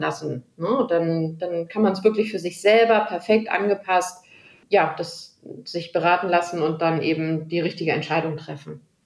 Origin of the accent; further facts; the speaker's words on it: Germany; bei uns in Deutschland